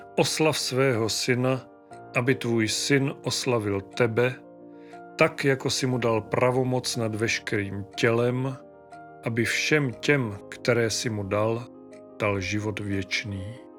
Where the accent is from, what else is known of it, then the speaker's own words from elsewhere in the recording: Moravia, Czechia; u nás na Moravě